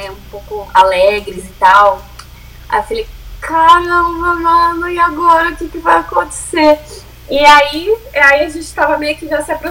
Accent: Brazil; moved away; also born or lived in São Paulo / Ireland; a gente é brasileira

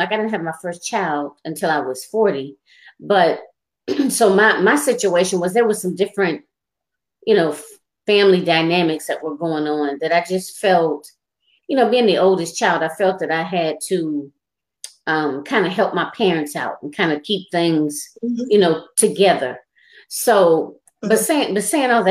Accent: Michigan, United States; I was born and raised in Michigan

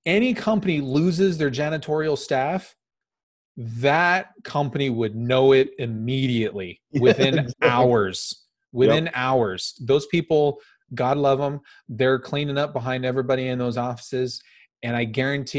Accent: Phoenix, Arizona, United States; I grew up in South Phoenix in a very, very economically depressed

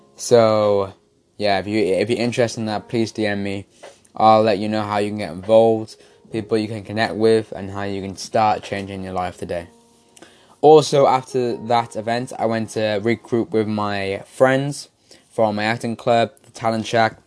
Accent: Wales, United Kingdom; You can definitely tell I'm Welsh

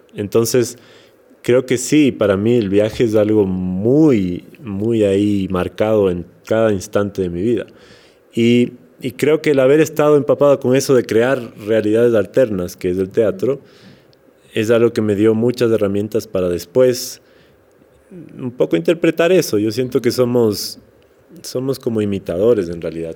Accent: Quito, Pichincha, Ecuador; accent: serrano; also born or lived in Portoviejo, Manabí; yo soy manavita, nací en Puerto Viejo, pero no vivía allá, crecí en Quito. Entonces hablo como un poco serrano, no 100%, serrano, sí

